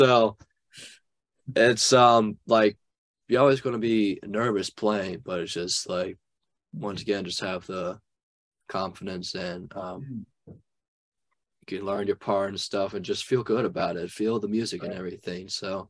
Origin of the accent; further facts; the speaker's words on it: New Orleans, Louisiana, United States; I'm from New Orleans